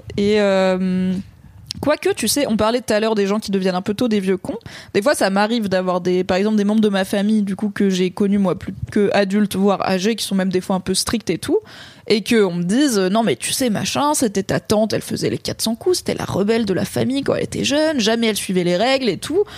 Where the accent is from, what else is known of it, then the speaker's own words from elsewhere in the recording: Drôme, Auvergne-Rhône-Alpes, France; 50 bornes de là où j'ai grandi dans la Drôme